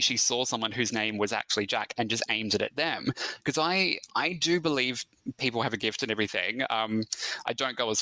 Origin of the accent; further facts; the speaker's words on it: Australia; accent: Australian; also born or lived in Melbourne, Victoria; my Australian accent